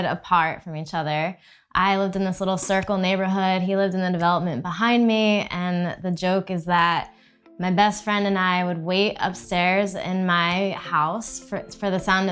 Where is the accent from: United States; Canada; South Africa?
United States; New Jersey; moved away as an adult; also born or lived in Texas; now in Austin, United States; So we grew up in New Jersey